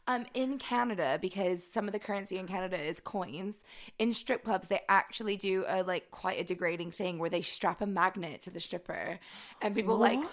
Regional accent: Atlanta, Georgia, United States; now in United Kingdom; my hometown of Atlanta.

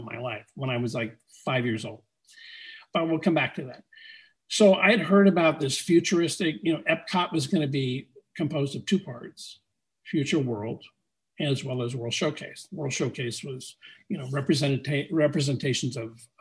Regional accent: Glendale, California, United States; I was born and raised in Glendale

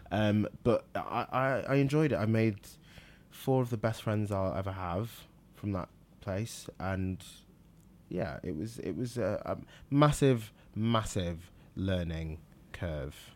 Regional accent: Manchester, North West England, United Kingdom; also born or lived in Liverpool / Nigeria; moved to Manchester, which I s, I do consider my hometown.

